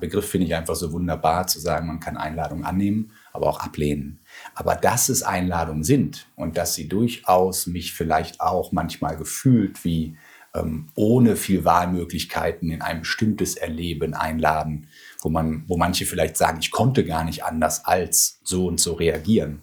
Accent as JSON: {"language": "German", "area": "Ruhr area", "region": "North Rhine-Westphalia", "country": "Germany", "also_born_or_lived": "Bochum / Heidelberg / Siedelsbrunn", "moved": "yes", "said": "ich komme aus dem Ruhrgebiet"}